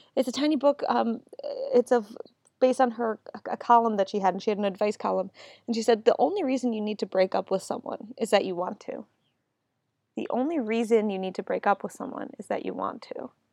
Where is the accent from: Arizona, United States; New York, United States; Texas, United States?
New York, United States; Buffalo; now in Washington, D.C., United States; Buffalo, my hometown.